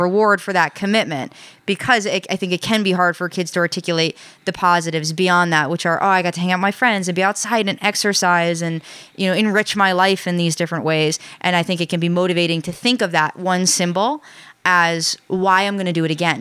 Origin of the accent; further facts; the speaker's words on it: New York, United States; now in New England, United States; I grew up in New York